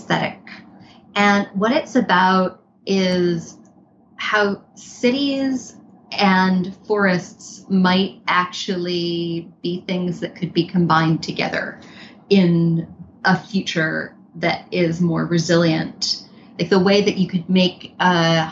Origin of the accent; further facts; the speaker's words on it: New York City, New York, United States; I grew up in Manhattan